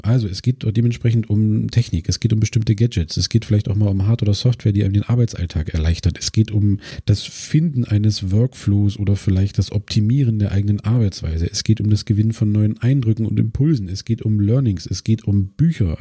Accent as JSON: {"language": "German", "town": "Cottbus", "region": "Brandenburg", "country": "Germany", "said": "ich komme aus Cottbus"}